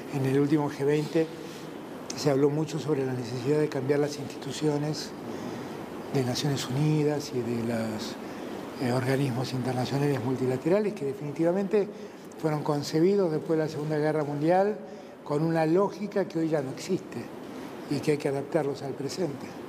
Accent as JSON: {"language": "Spanish", "country": "Argentina"}